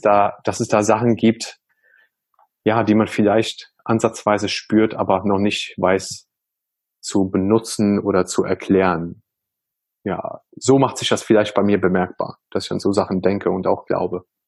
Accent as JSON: {"language": "German", "country": "Germany", "tie": "born or raised there", "said": "bin ich halt auch in Deutschland sehr multikulti aufgewachsen"}